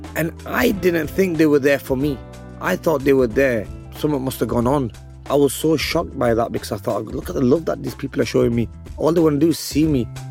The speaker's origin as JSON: {"language": "English", "town": "Bolton", "region": "North West England", "country": "United Kingdom", "said": "I'm from Bolton, England."}